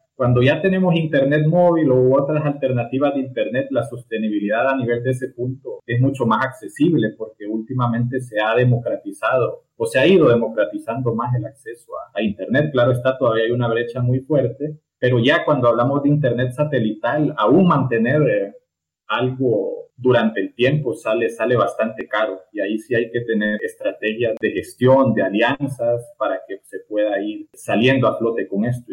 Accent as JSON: {"language": "Spanish", "town": "Tegucigalpa", "region": "Francisco Morazán", "country": "Honduras", "tie": "born or raised there", "said": "me nací y creí en, en Tegucigalpa"}